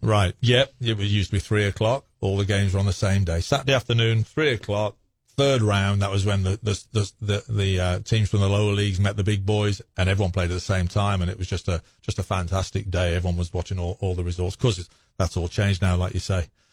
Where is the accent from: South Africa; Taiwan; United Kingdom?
United Kingdom; Wolverhampton, West Midlands; moved away as an adult; now in Knoxville, United States; I was born in Wolverhampton, England